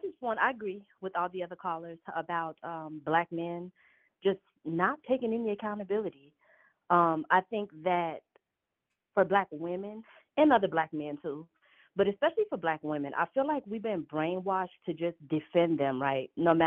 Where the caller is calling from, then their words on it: Los Angeles, California, United States; I am calling from L.A. I'm in Los Angeles.